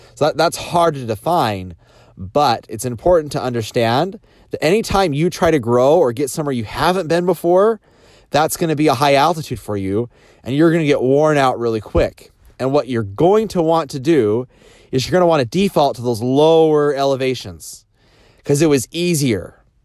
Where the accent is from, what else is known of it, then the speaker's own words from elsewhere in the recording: Idaho, United States; I grew up in Idaho and just farm kid, around potatoes